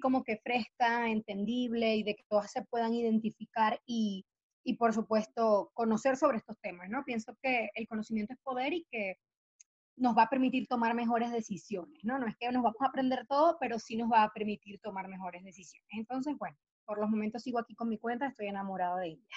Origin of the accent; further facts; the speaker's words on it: Venezuela; moved away as an adult; now in Mexico City, Mexico; yo soy venezolana, soy ginecólogo obstetra, me formé allá en Venezuela y vine a Ciudad de México, donde resido actualmente